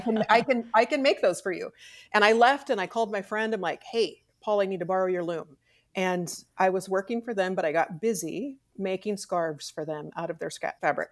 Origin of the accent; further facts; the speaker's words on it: Hannibal, Missouri, United States; also born or lived in Kansas City / Texas; I was born in Kansas City, We lived in Texas until I was five. We moved to Hannibal